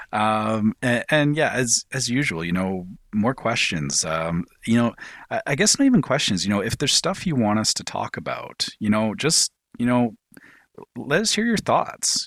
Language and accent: English; Canada; I'm Canadian.